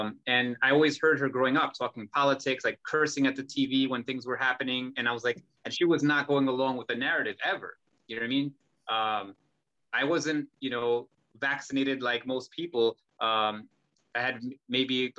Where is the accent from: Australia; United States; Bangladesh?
United States; we were raised in America